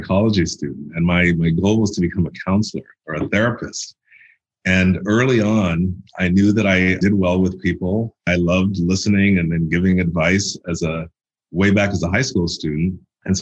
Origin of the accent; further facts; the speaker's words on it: Toronto, Ontario, Canada; moved away as an adult; I grew up in Toronto, Canada